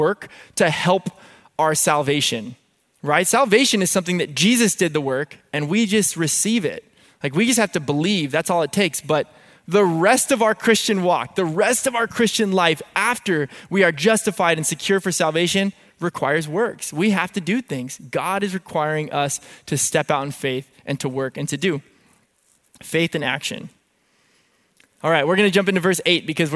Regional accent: San Diego, California, United States; I grew up in San Diego. I grew up right here by the Rock Church

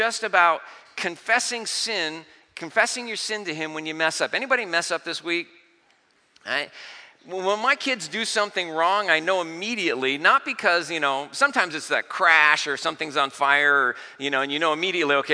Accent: Vista, California, United States; I grew up in Vista in North County.

